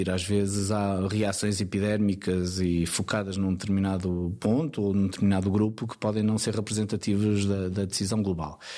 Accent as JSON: {"language": "Portuguese", "town": "Caminha", "region": "Norte", "country": "Portugal", "tie": "born or raised there", "also_born_or_lived": "Lisbon", "moved": "yes", "said": "E a verdade é que Moledo acaba por ser a minha minha terra. Eu nasci em Lisboa, mas Moleda é"}